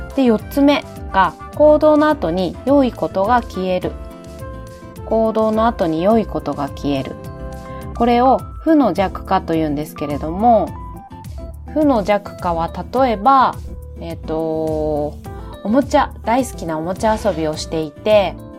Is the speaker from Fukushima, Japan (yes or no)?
yes; Fukushima, Japan; 私の地元でもあります福島で